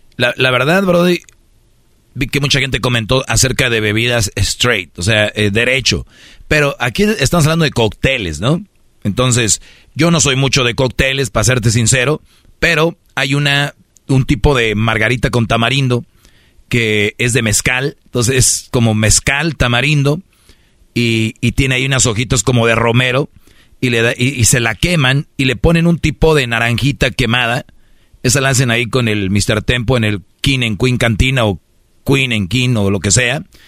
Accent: Monterrey, Nuevo León, Mexico; como buen regio

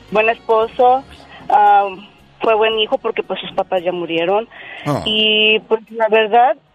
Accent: Mexico; now in United States; Yo lo, lo conocí aquí en Estados Unidos, yo soy de México.

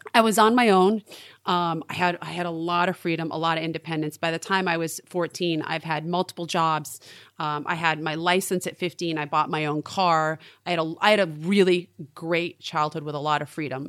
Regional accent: Maine, United States; moved away; I was raised in Maine.

